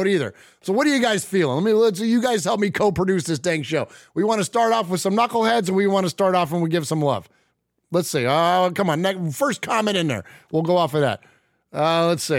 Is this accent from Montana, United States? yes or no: no; San Jose, California, United States; also born or lived in Middle Tennessee; now in Nashville, United States; I'm from San Jose, California originally. It's where I was born and raised